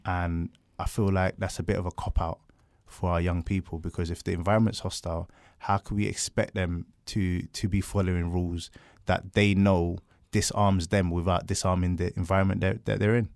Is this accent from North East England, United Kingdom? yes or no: no; London, United Kingdom; I grew up in South London.